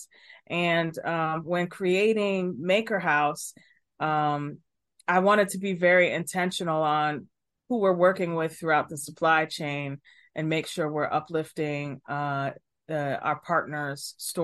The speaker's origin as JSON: {"language": "English", "town": "Chicago", "region": "Illinois", "country": "United States", "tie": "born or raised there", "said": "I'm from Chicago, born and raised"}